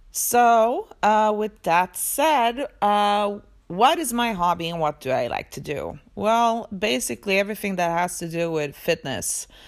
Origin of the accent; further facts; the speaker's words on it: Sweden; also born or lived in Poland; I was born in Poland, but I live in Sweden. I moved to Sweden when I was two years old